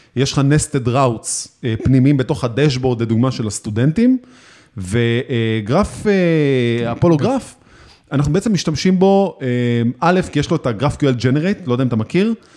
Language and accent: Hebrew; Israel; אצלנו בישראל